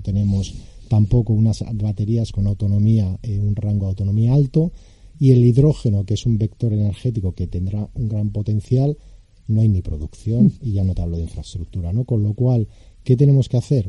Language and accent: Spanish; Spain; somos españoles